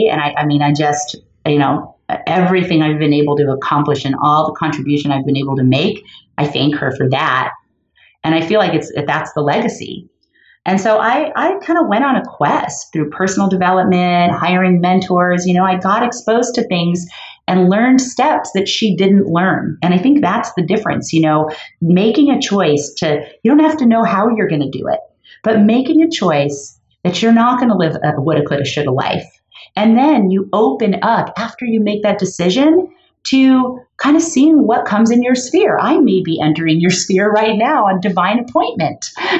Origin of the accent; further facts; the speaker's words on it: Los Angeles, California, United States; I grew up in Los Angeles in Canoga Park, you know, just a little like a modest area.